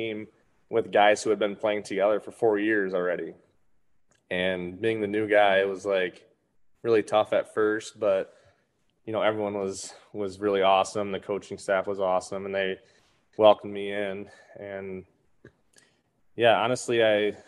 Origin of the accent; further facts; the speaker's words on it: Saginaw, Michigan, United States; I was playing on a team locally in my hometown, Saginaw, Michigan